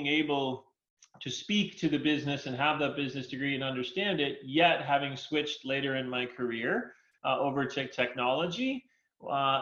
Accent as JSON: {"language": "English", "town": "New York City", "region": "New York", "country": "United States", "tie": "born or raised there", "also_born_or_lived": "Arizona", "moved": "as an adult", "said": "I was born and raised in New York City, actually"}